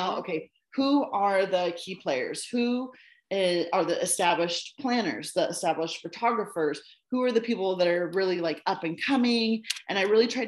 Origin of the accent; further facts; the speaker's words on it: United States; moved away as an adult; also born or lived in China; now I'm in my home country